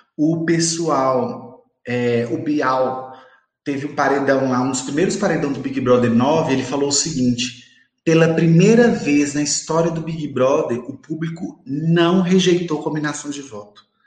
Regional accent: Montes Claros, Minas Gerais, Brazil

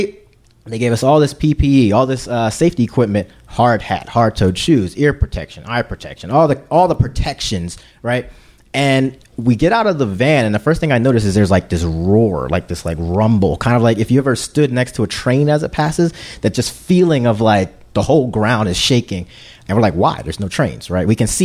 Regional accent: Philadelphia, Pennsylvania, United States; I'm from Philly

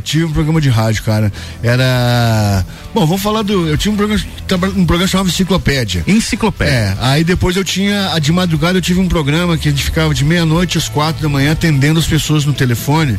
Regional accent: Lages, Santa Catarina, Brazil; tô morando em Lages, tô... Uhum. Aqui é minha terra

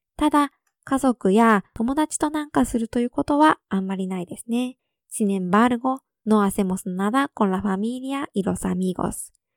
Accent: Japan; 私の地元

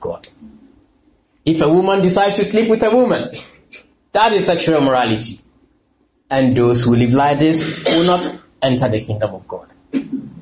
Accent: Ghana; moved away as an adult; also born or lived in London; I'm from Ghana

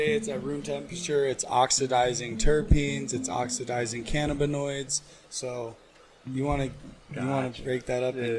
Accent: Phoenix, Arizona, United States; I was born and raised in Phoenix. I moved up north

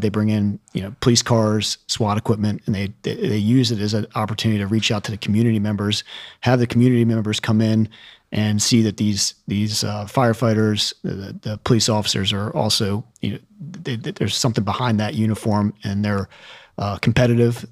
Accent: Anne Arundel County, Maryland, United States; also born or lived in Midwest; with college and growing up around here

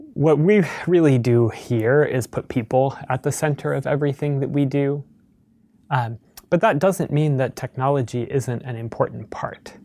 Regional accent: Midwest, United States; I grew up in the Midwest.

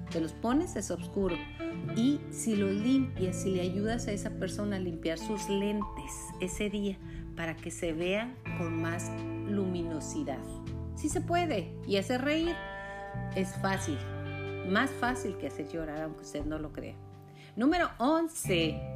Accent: Mexico; Y dirás, bueno, yo soy mexicana, ¿eso qué?

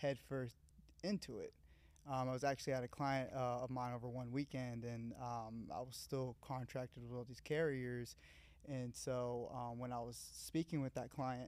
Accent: Woodstock, Georgia, United States; also born or lived in Valdosta, Georgia; I'm actually from Woodstock, north of Atlanta

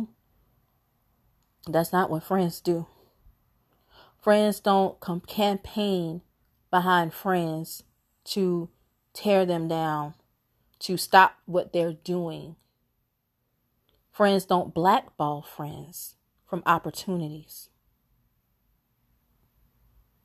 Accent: Chicago, Illinois, United States; I am from Chicago

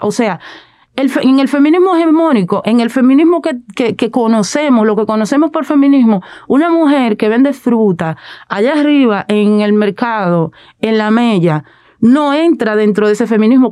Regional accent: Dominican Republic

